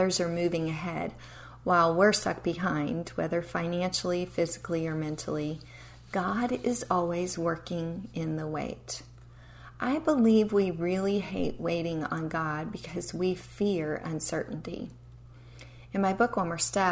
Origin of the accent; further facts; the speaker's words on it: Appalachian Mountains, United States; I grew up in the Appalachian Mountains